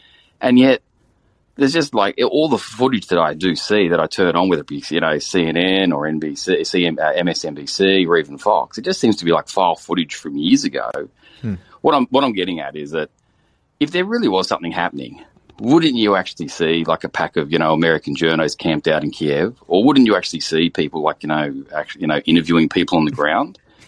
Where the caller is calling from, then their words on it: Australia; I'm actually calling from Australia.